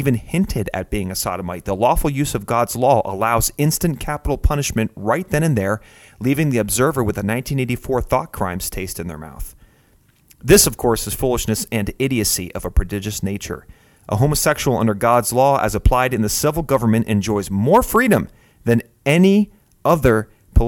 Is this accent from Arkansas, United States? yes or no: no; Pennsylvania, United States; my home state of Pennsylvania